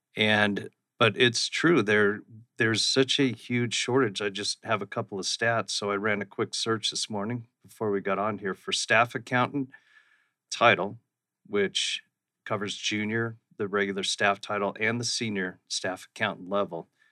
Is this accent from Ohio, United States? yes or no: no; Scottsdale, Arizona, United States; also born or lived in Austin, Texas / Phoenix, Arizona; I grew up in central Scottsdale, right down by Scottsdale Fashion Square